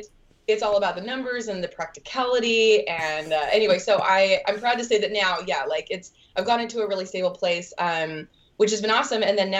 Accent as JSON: {"language": "English", "region": "Utah", "country": "United States", "lives_now": "Los Angeles, United States", "said": "So I've lived in LA for, 4.5 years. And I moved out here originally from Utah to pursue the entertainment industry."}